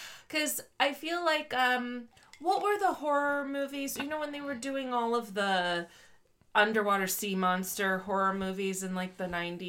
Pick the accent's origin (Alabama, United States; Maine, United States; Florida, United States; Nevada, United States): Florida, United States; Gator Country; See, I'm from Gator Country.